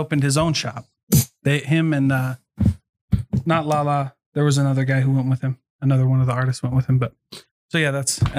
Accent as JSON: {"language": "English", "region": "Hawaii", "country": "United States", "said": "actually, I'm real Hawaiian."}